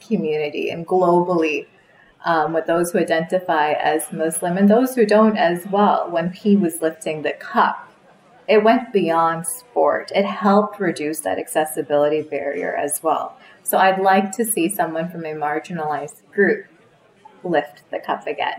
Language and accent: English; Canada; growing up in Canada